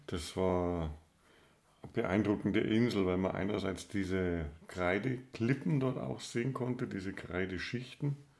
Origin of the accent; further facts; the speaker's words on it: Southern Germany, Germany; als Süddeutscher